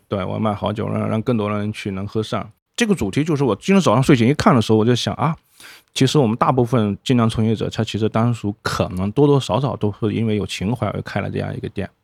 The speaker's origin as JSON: {"language": "Chinese", "region": "Guangdong", "country": "China", "said": "对于我们广东人来讲，你把它想象成是番薯糖水就好了"}